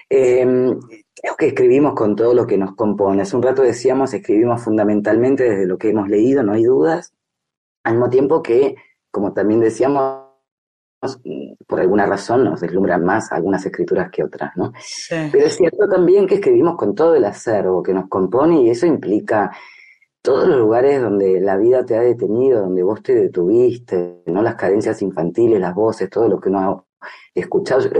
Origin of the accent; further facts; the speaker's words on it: Argentina; como argentinos particularmente nos interpela, ¿no?